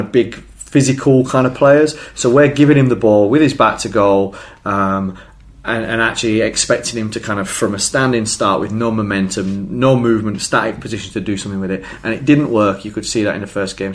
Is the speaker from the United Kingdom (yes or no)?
yes; England, United Kingdom; we're English and we like football